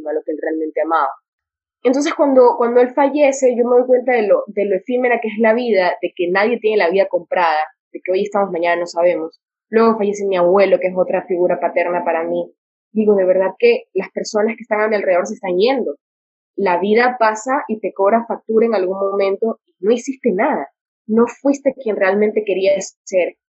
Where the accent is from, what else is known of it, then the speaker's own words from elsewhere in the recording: Santa Ana, Manabí, Ecuador; yo soy de Santa Ana de Manaví, entonces como que pueblo chico, infierno grande